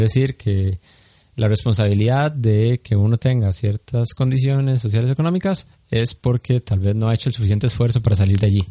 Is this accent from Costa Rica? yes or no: yes; Costa Rica